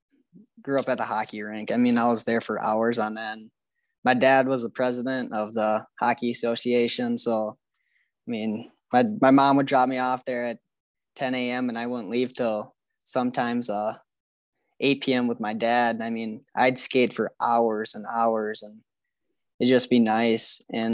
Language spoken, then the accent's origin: English; Hastings, United States; So I grew up in Hastings. I've lived in the same house for 18 years. My parents have lived here for 20 plus, I think.